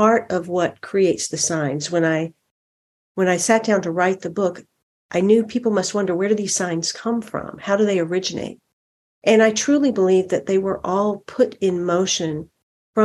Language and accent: English; the South, United States; And I am in the South. I am in South Carolina. I grew up in the South.